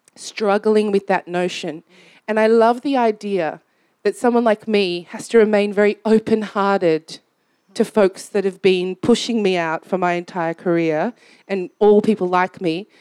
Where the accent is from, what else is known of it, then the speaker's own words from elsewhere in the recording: Australia; I grew up in Australia